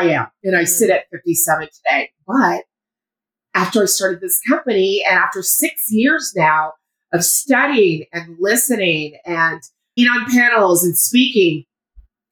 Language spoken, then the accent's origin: English; Colorado, United States; also born or lived in France; I was born in France, raised in Colorado. Parents are from Houston.